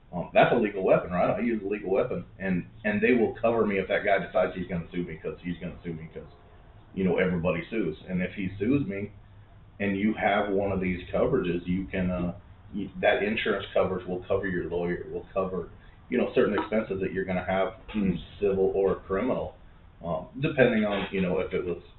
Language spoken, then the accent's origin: English; United States; I'm an American.